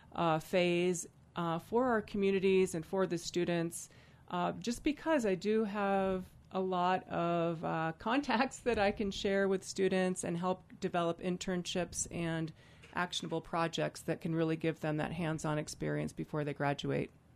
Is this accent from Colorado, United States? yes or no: yes; Vail, Colorado, United States; a kid growing up in Vail